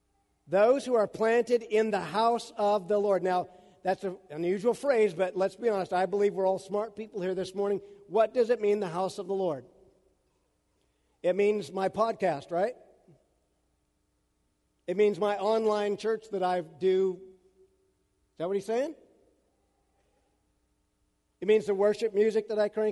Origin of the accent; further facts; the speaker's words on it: Central Washington, United States; I grew up in Central Washington